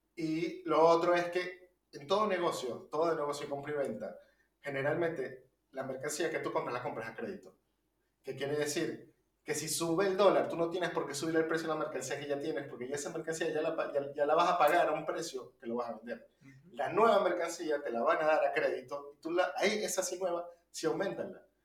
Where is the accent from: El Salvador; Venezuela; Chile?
Venezuela; now in Argentina; venimos de Venezuela